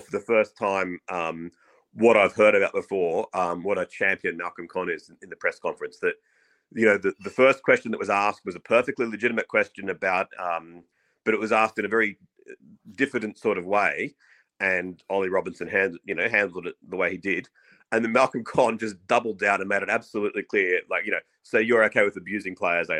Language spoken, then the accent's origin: English; Australia; as an Aussie